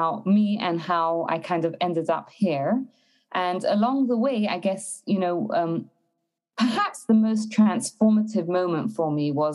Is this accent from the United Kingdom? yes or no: yes; London, United Kingdom; moved away as an adult; also born or lived in Israel / Berlin, Germany; now in Canada; I'm originally from London, England, and then when I got married and met my husband and got married, we moved to Israel for a couple of years